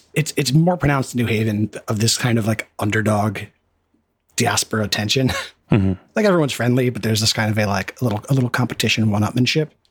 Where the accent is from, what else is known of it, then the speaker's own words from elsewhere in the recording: United States; growing up in America